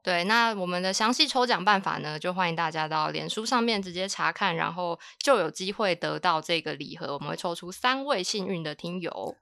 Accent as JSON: {"language": "Chinese", "country": "Taiwan", "said": "我们台湾人比较没有那么重口味"}